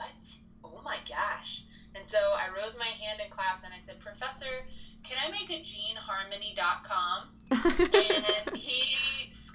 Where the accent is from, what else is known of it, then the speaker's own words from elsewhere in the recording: New Jersey, United States; now in Houston, United States; I am a Jersey girl, born and raised in New Jersey